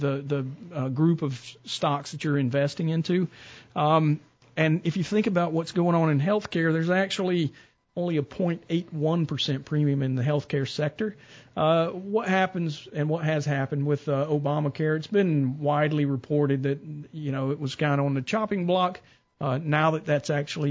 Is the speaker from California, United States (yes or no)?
no; Mableton, Georgia, United States; I grew up in Mableton.